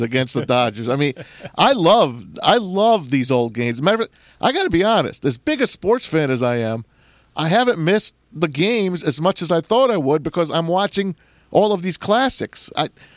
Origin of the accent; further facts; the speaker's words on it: United States; I'm from New Jersey, New York